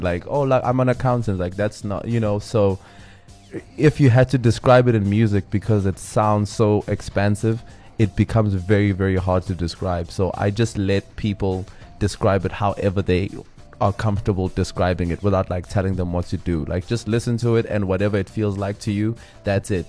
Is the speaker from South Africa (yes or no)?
yes; Johannesburg, Gauteng, South Africa; also born or lived in Windhoek; then we moved to Joburg when I was very, very young with my mother.